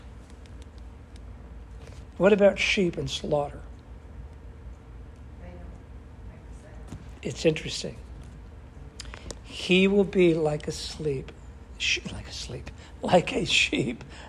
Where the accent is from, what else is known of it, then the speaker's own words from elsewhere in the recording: New England, United States; I grew up with horses in New England